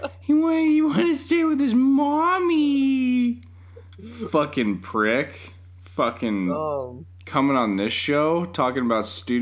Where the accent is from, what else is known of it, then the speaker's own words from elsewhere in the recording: Colorado, United States; also born or lived in California; I've lost my Colorado native credentials because I was born in California originally